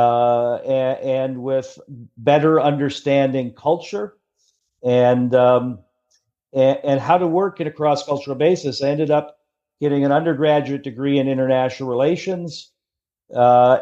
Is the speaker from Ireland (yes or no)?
no; Ottawa, Ontario, Canada; accent: Canadian; moved away as an adult; also born or lived in United States / France; In Ottawa, where my father worked as a very senior official in the Canadian government